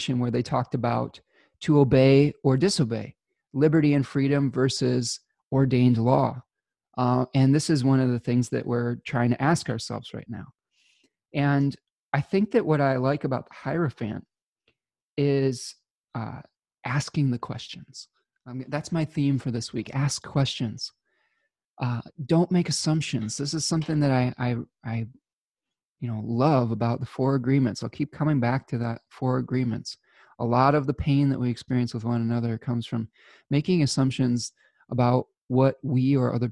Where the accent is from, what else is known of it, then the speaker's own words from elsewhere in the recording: Michigan, United States; my home state of Michigan